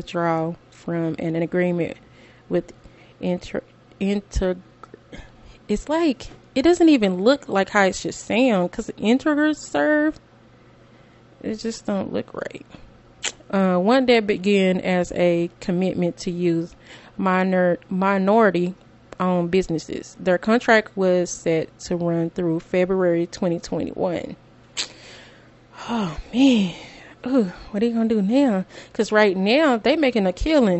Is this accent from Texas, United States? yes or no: yes; Greenville, Texas, United States; As a kid, growing up, I'm from Greenville, Texas